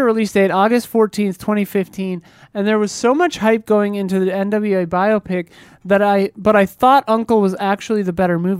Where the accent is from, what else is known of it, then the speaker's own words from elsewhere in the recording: Wisconsin, United States; in my hometown, there's a small hill. It wasn't even a mountain, whatever. It's Wisconsin.